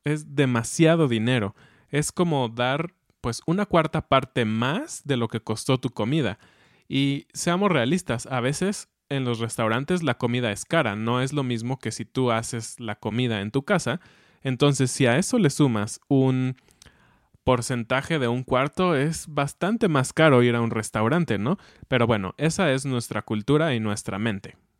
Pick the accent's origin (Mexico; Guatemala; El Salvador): Mexico; como mexicanos